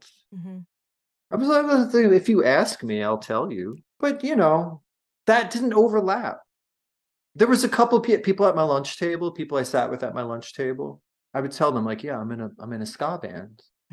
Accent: North Shore of Nassau County, Long Island, New York, United States; I'm from the North Shore of Nassau County

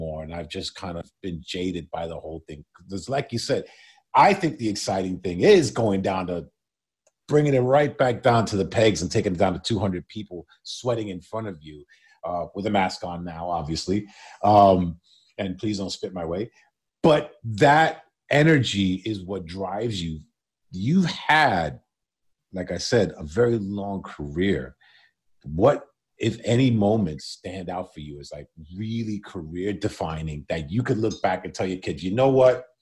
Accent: New York, United States; New York, my hometown

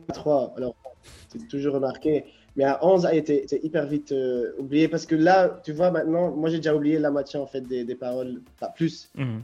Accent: Ghent, Flanders, Belgium; French is a second language; now in Brussels, Belgium; je suis originaire de Gand, mais j'ai déménagé à Bruxelles aussi

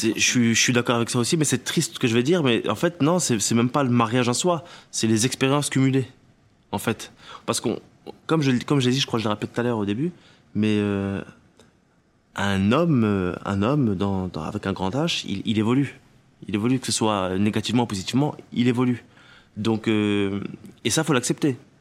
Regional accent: Tunisia; moved away; je viens de Tunisie et j'y vais très souvent, et surtout, j'étais à l'école là-bas quand j'étais plus petit

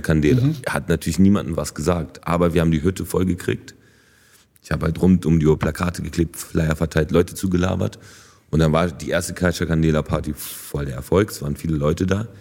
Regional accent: Berlin, Germany; German is a second language; ich bin auf jeden Fall, also Berliner durch und durch. So. Also natürlich habe ich dann auch einen, einen, deutschen Pass bekommen und so. Und also die Stadt ist voll meine Heimat

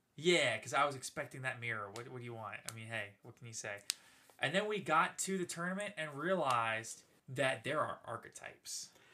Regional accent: New Orleans, Louisiana, United States; we're from Louisiana, and I'm from New Orleans originally

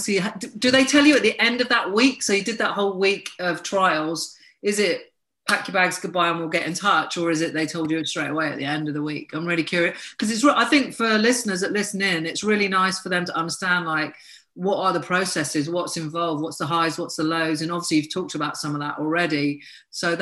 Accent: Brighton and Hove, South East England, United Kingdom; Brighton and Hove came about, which is obviously my hometown, home city

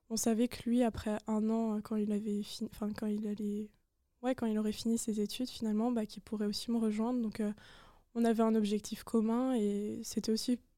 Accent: Strasbourg, Grand Est, France; moved away as an adult; now in Lyon, France; je viens de Strasbourg, donc j'ai fait Strasbourg-Lyon. Je suis arrivée seule.

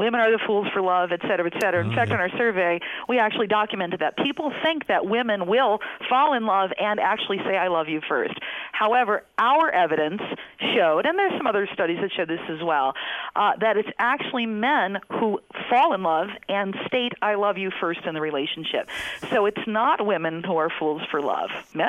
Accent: United States; I'm from the States

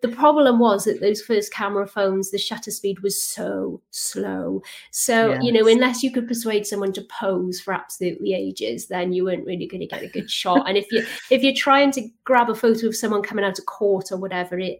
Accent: South Wales Valleys, United Kingdom; So I grew up in the South Wales Valleys in a small town.

